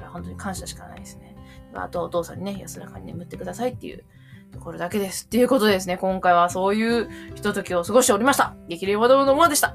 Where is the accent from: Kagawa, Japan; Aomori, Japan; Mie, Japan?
Mie, Japan; moved away; also born or lived in Koshigaya; うちの実家の三重県